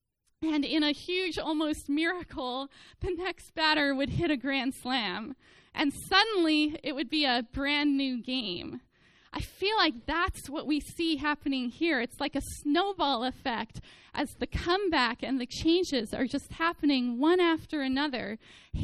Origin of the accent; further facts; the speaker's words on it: the Bay Area, California, United States; I was an Oakland A's fan growing up in the Bay Area